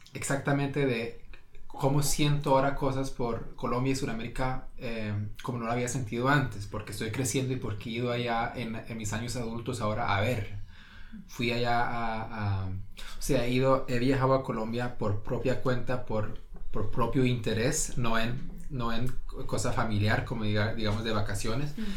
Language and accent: Spanish; Norway; aquí fui a la escuela, yo entiendo las normas y las reglas a lo noruego